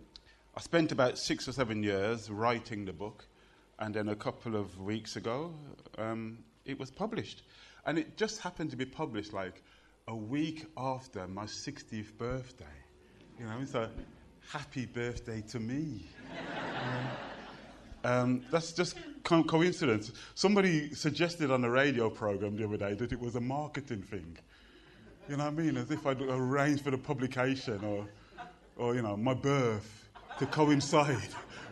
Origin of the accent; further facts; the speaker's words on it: Birmingham, West Midlands, United Kingdom; I was born in Birmingham.